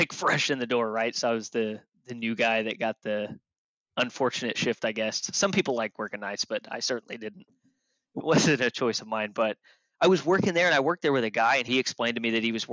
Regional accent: Tulsa, Oklahoma, United States; I grew up in Tulsa

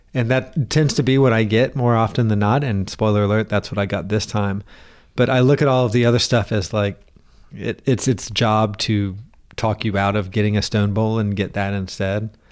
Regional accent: Southern, United States; accent: Southern; my Southern accent

